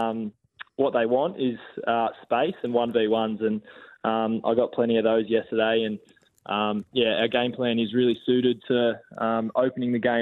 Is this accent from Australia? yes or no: yes; Australia; I'm an Aussie